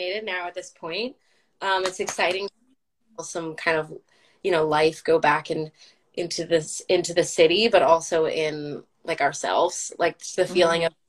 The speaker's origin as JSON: {"language": "English", "region": "Florida", "country": "United States", "tie": "born or raised there", "said": "I grew up in Florida"}